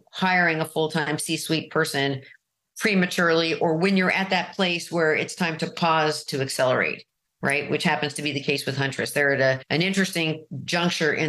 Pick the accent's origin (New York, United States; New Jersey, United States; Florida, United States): New York, United States; New York City; moved away as an adult; also born or lived in Marin, California; now in California, United States; I'm from Manhattan